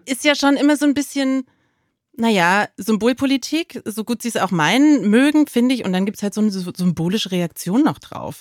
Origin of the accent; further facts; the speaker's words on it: East Germany, Germany; ich bin als Ossi